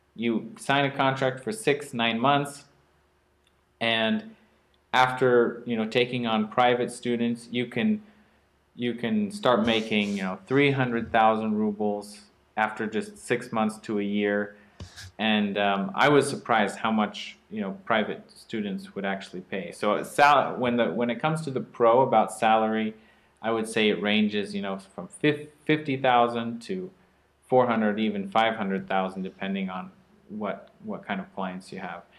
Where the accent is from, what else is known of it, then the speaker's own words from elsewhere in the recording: Oregon, United States; moved away; I'm from Oregon, where it's you know just mild and rainy